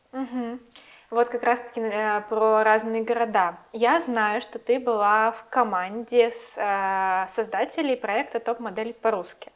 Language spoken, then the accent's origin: Russian; Siberia, Russia; also born or lived in Italy; я из Сибири